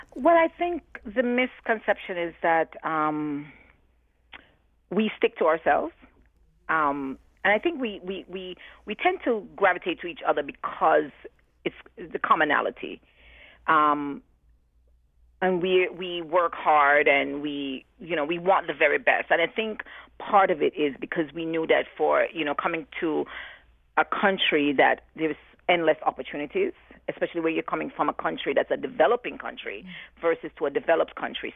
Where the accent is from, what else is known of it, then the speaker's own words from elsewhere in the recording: Jamaica; moved away as an adult; now in New Haven, United States; before I'm known as a Jamaican, I'm known as a black woman